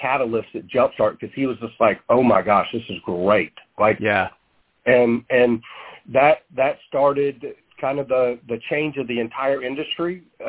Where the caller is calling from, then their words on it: Savannah, Georgia, United States; I'm out of Savannah, Georgia right now. That's where our corporate office is.